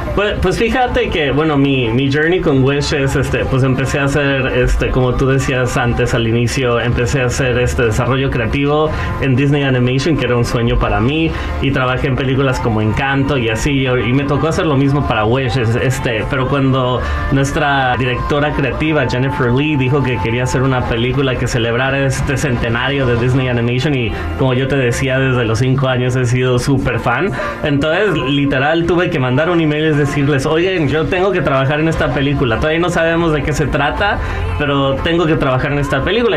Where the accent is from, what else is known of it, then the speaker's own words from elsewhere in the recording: Guadalajara, Jalisco, Mexico; moved away; vengo de Guadalajara